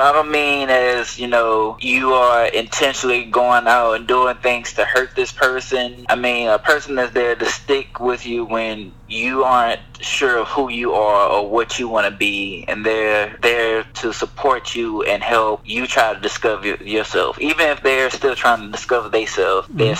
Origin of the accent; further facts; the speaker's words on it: Houston, Texas, United States; I grew up in Houston